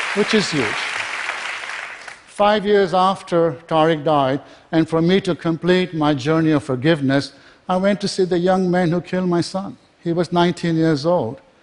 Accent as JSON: {"language": "English", "country": "Kenya", "tie": "born or raised there", "also_born_or_lived": "England", "moved": "yes", "lives_now": "United States", "said": "I was born in Kenya, was educated in England"}